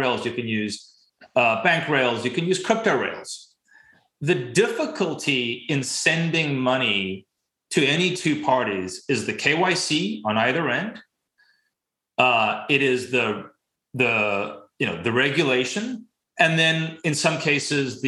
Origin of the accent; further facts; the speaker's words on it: South Africa; I grew up in South Africa